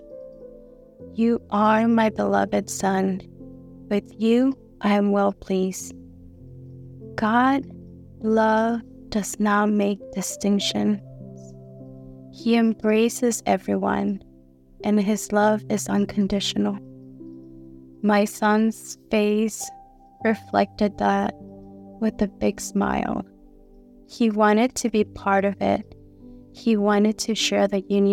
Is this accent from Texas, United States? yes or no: yes; Houston, Texas, United States; I'm from Houston, Texas